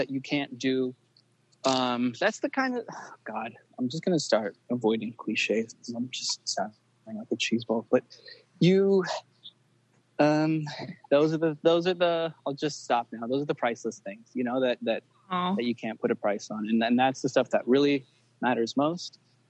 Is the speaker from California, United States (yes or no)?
yes; Los Angeles, California, United States; I was born in L.A. I'm American, but my parents are from Yugoslavia